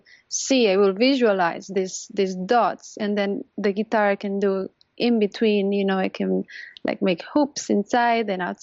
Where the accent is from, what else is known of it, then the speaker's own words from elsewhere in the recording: Catalonia, Spain; moved away as an adult; now in New York, United States; I'm from Catalonia, which is the northeast